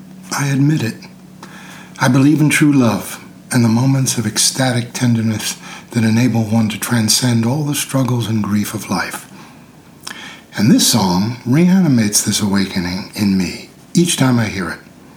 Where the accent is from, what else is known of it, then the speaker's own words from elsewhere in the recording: New York, United States; now in California, United States; As a New Yorker relocating to the Golden State, I too was struck by the quality of the light